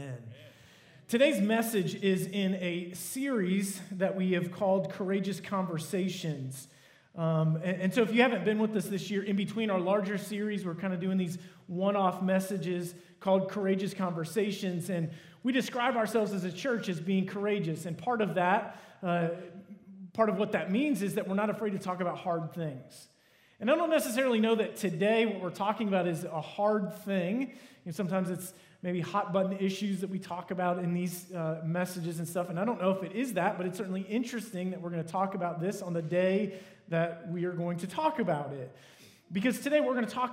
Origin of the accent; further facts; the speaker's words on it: United States; I am from America, live in America